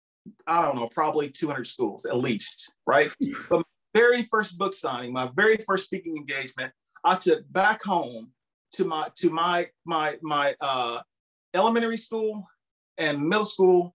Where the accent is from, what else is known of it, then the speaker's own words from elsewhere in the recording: Campbellsville, Kentucky, United States; I'm from a little small town. It's called Campbellsville, Kentucky